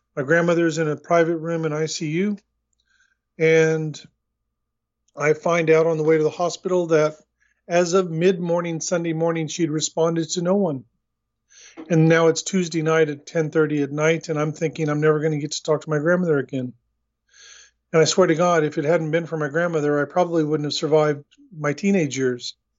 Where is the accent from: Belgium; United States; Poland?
United States; Oklahoma City, Oklahoma; moved away as an adult; also born or lived in Torrance, California / Long Beach, California; now in New Zealand; I was born in Los Angeles, in, in Torrance, California, and I was raised just north of you in Oklahoma City